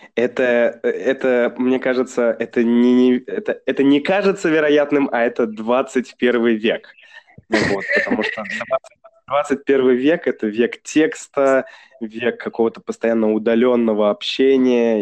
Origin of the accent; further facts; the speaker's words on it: Saint Petersburg, Russia; now in China; Я же из Санкт-Петербурга